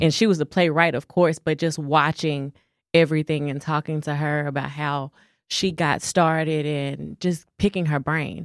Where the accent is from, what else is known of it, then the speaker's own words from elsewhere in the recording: Dallas, Texas, United States; I'm from Dallas. You can hear it in my tongue.